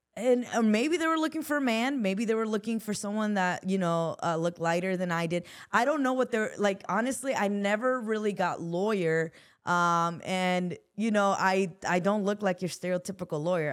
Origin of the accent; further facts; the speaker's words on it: Los Angeles, California, United States; also born or lived in Newark, New Jersey; I come from South Central Los Angeles